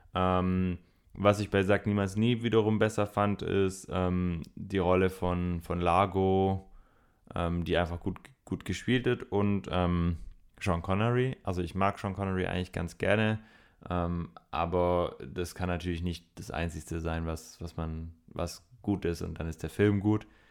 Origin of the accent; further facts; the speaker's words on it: Swabia, Germany; ich bin Schwabe